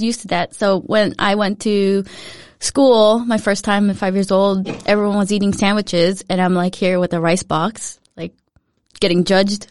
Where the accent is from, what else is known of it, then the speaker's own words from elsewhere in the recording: Cypress, California, United States; English is a second language; moved away as an adult; also born or lived in Philippines; now in Denmark; I was born in the Philippines, but I grew up most of my life in a city called Cypress in Orange County